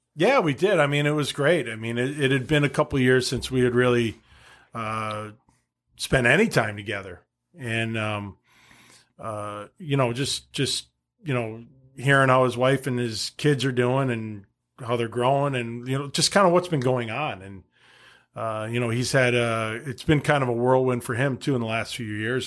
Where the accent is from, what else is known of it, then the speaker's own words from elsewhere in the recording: Wilbraham, Massachusetts, United States; moved away; growing up in Massachusetts, high school hockey was huge